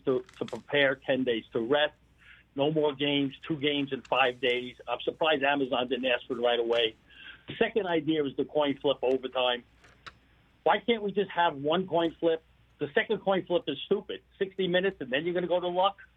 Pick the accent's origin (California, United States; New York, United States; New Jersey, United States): New York, United States; New York City; now in Arizona, United States; I'm from Brooklyn. I grew up on West 12th Street.